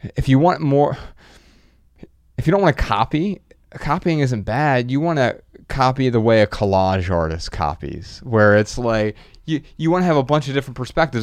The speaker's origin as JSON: {"language": "English", "town": "Dayton", "region": "Ohio", "country": "United States", "said": "I'm from Dayton, and it's same metro"}